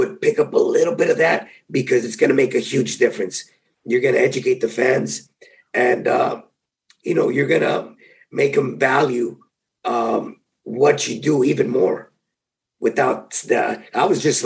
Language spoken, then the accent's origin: English; San Diego, California, United States; being in my hometown